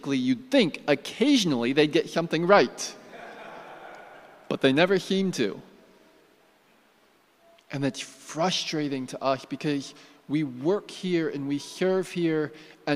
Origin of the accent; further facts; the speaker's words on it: United States; I'm American